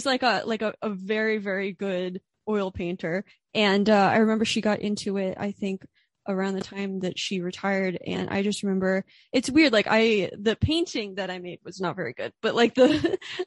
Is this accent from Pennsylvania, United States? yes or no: yes; Orefield, Pennsylvania, United States; moved away; also born or lived in Philadelphia; I'm from Orfield, Pennsylvania, which is like, it's like the suburbs right before the middle of nowhere.